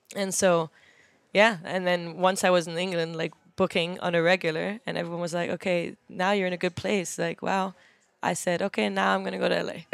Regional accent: Germany; moved away as an adult; also born or lived in London, United Kingdom; now in Los Angeles, United States; I grew up in Germany.

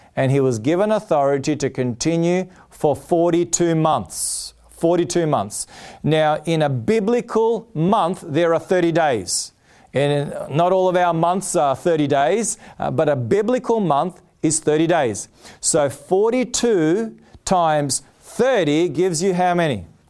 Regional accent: Australia; I'm an Australian. I'm proud to be an Australian. Blessed to be born in this country.

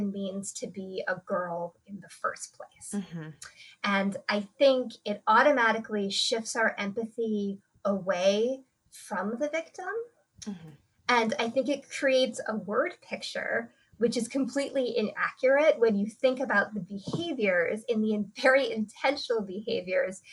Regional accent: United States; I grew up here in the United States

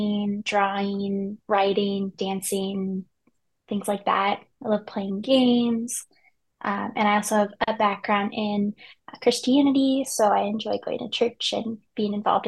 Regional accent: Colorado, United States; moved away as an adult; also born or lived in Chicago; I'm originally from Colorado, which is where camp is.

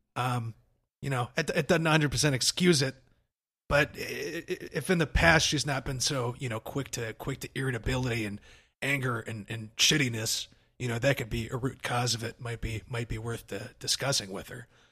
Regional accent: Arkansas, United States; I grew up in Arkansas

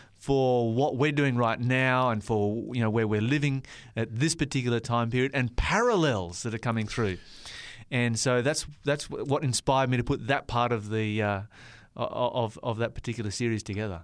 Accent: Tasmania, Australia; now in Maitland, Australia; I grew up in Tasmania

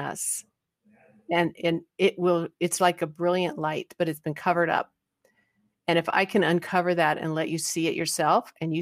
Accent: Christiansburg, Virginia, United States; from Christiansburg, Virginia

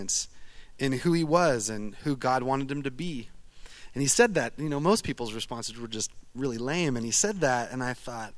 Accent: Eugene, Oregon, United States; I'm from Eugene, Oregon. I'm a duck.

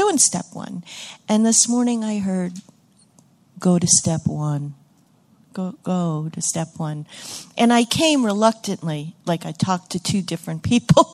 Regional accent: Great Barrington, Massachusetts, United States; I'm from Great Barrington, Massachusetts

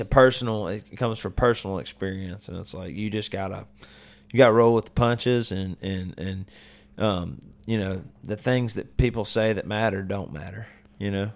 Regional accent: Vestavia Hills, Alabama, United States; now in Nashville, United States; where I grew up, I went to Vestavia, which is, like, you know, rich kids

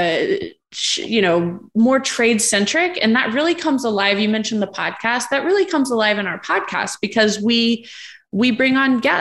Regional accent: Indiana, United States; my home state, Indiana

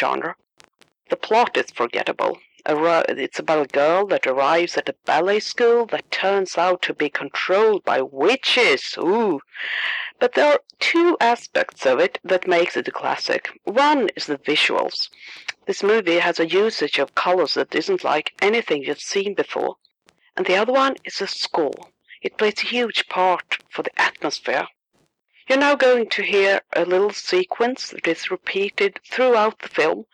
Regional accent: Sweden; accent: Swedish; English is a second language; my Swedish accent

